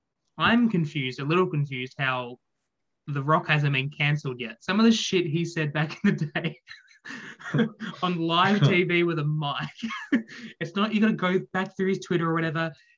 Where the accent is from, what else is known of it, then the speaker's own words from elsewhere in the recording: Australia; as an Australian